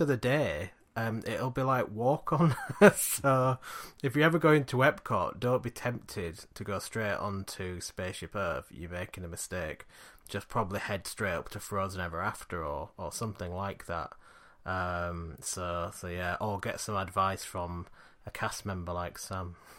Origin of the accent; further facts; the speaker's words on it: Yorkshire and the Humber, United Kingdom; we're from Yorkshire